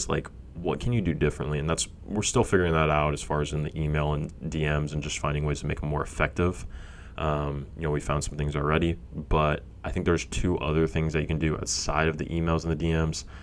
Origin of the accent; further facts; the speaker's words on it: Fresno, California, United States; I'm from Fresno, grew up there